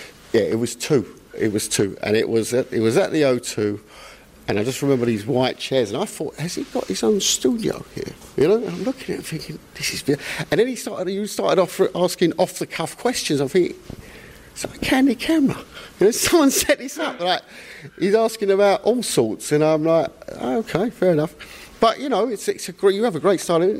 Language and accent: English; London, United Kingdom; I went to school in North London in the 80s